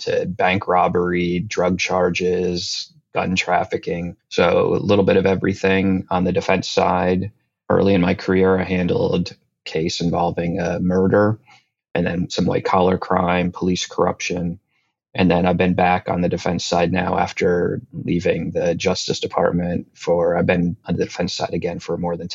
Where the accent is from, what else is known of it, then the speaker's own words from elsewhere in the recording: New Jersey, United States; moved away as an adult; also born or lived in North Carolina; now in Washington, DC, United States; I grew up in New Jersey, very much a creature of the Northeast in that sense